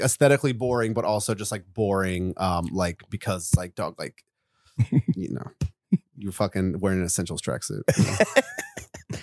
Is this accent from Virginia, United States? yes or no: yes; Charlottesville, Virginia, United States; moved away as an adult; now in New York, United States; I wanna move back to my hometown of Virginia